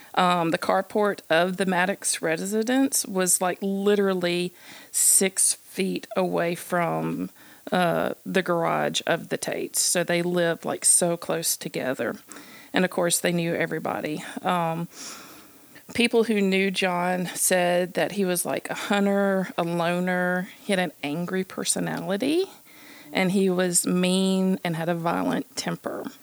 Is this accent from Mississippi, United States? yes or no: yes; Columbus, Mississippi, United States; moved away; also born or lived in Starkville, Mississippi; my hometown of Columbus, Mississippi